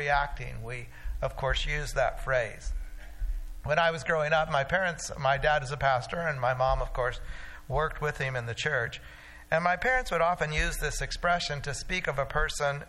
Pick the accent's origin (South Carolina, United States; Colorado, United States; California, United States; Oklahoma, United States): Oklahoma, United States; When I was growing up in Oklahoma